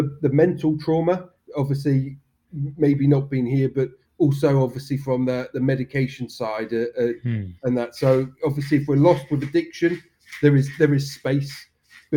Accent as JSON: {"language": "English", "town": "Swanage", "region": "South West England", "country": "United Kingdom", "also_born_or_lived": "Spain", "lives_now": "Poole, United Kingdom", "said": "I'm from Swanage, but live in Poole"}